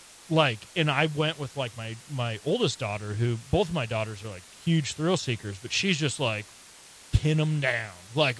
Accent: Scotland, United Kingdom; and like I'm 6'3" ish, and I'm you know, like I'm Scottish, I'm made to work the plow, you know, like I'm a big dude.

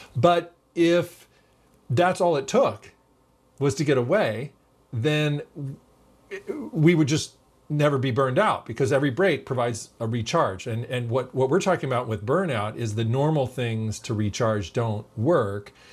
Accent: California, United States; We're from California

